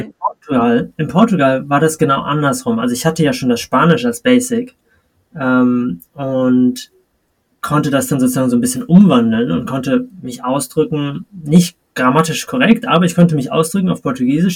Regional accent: Kiel, Schleswig-Holstein, Germany; moved away; also born or lived in Madrid, Spain; meine Heimatstadt ist Kiel

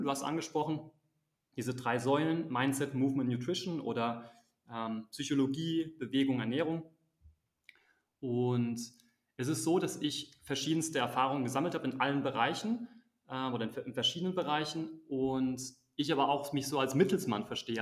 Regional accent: Germany; moved away as an adult; also born or lived in Azerbaijan / Switzerland / United States / South Africa; Bei uns in Deutschland

